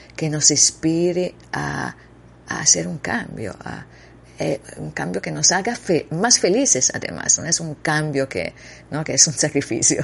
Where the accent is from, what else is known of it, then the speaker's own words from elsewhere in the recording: Italy; Spanish is a second language; moved away; also born or lived in Costa Rica; Yo soy italiana